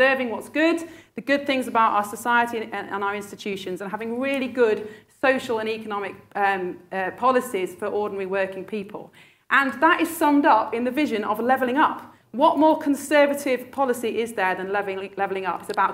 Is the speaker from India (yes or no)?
no; Sheffield, Yorkshire and the Humber, United Kingdom; I was born and brought up in Sheffield